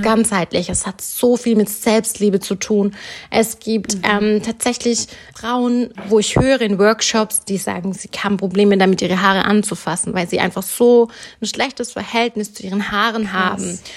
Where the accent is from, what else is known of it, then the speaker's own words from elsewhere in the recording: Germany; ich bin in Deutschland geboren und sozialisiert worden